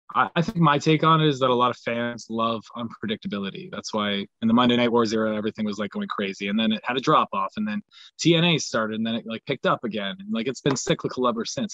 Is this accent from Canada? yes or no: yes; Canada; I have a lot of pride in being Canadian